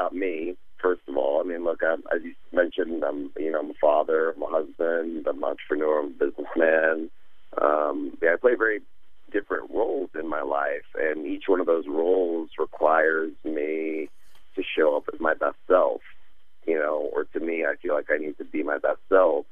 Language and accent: English; Texas, United States; Being born and raised in Texas